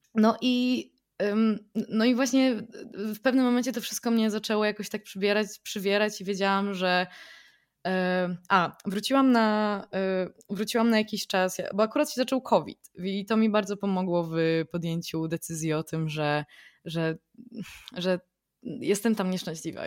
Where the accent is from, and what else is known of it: Poland; also born or lived in London